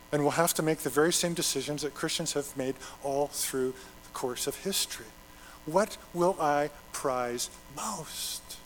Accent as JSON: {"language": "English", "region": "Alberta", "country": "Canada", "moved": "yes", "said": "I'm from Alberta but I, have lived here long enough"}